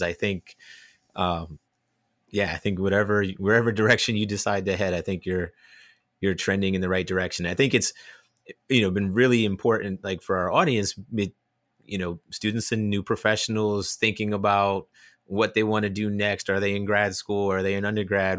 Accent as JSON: {"language": "English", "region": "New Jersey", "country": "United States", "tie": "born or raised there", "also_born_or_lived": "Gainesville, Florida", "accent": "New Jersey", "moved": "as an adult", "lives_now": "Australia", "said": "growing up in North Jersey, I have a little bit of a New Jersey accent"}